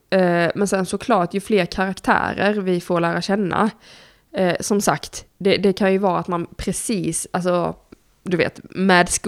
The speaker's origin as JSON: {"language": "Swedish", "region": "Blekinge", "country": "Sweden", "tie": "born or raised there", "said": "jag är ju uppvuxen i Blekinge, kolla på våra kommunpolitiker där så fattar ni."}